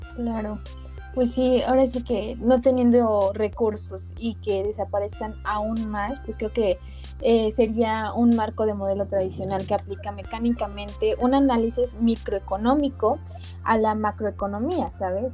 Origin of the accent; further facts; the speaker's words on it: Puebla, Mexico; nosotros que somos de Puebla, pues aquí está la Volkswagen